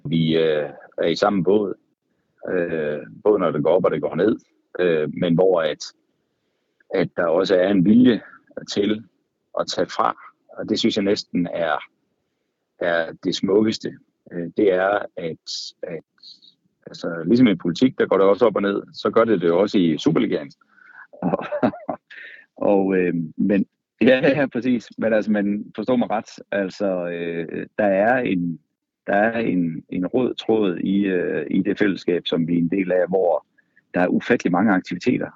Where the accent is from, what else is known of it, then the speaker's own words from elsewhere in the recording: Karup, Central Denmark Region, Denmark; moved away as an adult; now in Copenhagen, Denmark; Jeg er fra Karp øh, på den midtjyske hede